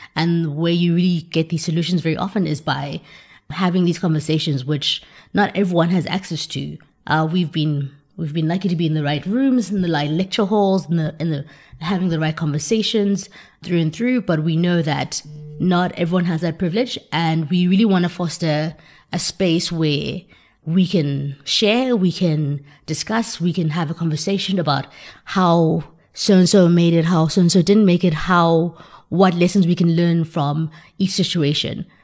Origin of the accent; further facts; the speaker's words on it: South Africa; as a South African growing up in South Africa